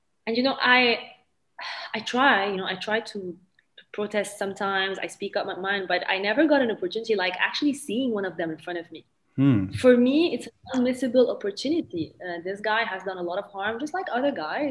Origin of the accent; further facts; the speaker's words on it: Lebanon; a country where we speak three languages, and I have a lot of difficulty expressing myself in Arabic because I was French educated. I went to a French private high school.